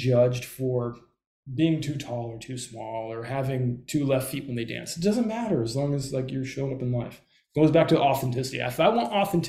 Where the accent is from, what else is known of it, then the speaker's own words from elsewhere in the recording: Southern California, United States; I grew up in Southern California.